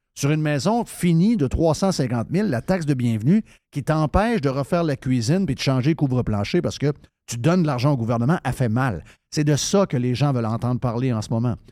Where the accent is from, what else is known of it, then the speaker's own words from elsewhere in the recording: Saint-David-de-Falardeau, Quebec, Canada; moved away; j'ai été élevé au Saguenay-Lac-Saint-Jean